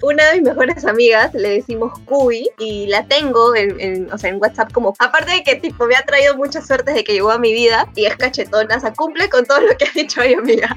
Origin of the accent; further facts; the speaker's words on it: Peru; acá todos los peruanos somos